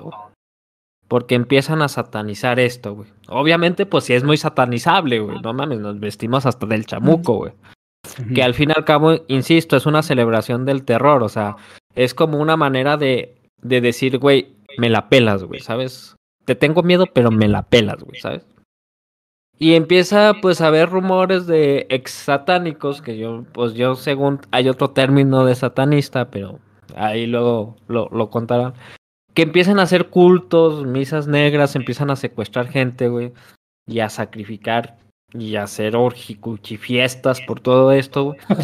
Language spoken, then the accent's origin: Spanish; Zacatecas, Mexico; el cántico que, que practicamos en Zacatecas